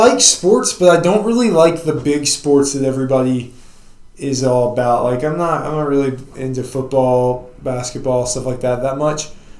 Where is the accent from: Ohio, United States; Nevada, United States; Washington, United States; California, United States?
Ohio, United States; Dayton; now in Davie County, United States; I'm from Dayton.